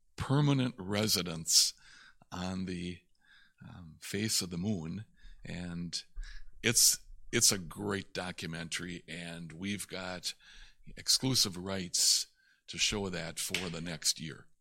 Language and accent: English; Little Chute, Wisconsin, United States; also born or lived in De Pere, Wisconsin; I grew up in Little Chute